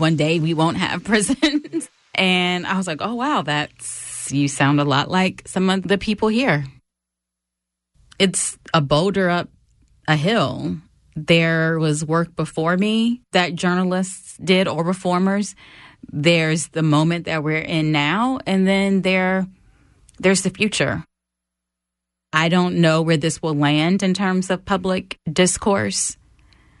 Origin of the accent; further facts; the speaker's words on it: United States; center myself as an American